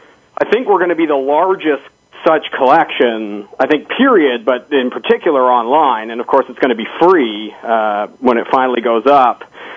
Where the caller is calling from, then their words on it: Arlington, Virginia, United States; So I'm calling you from Arlington in my apartment now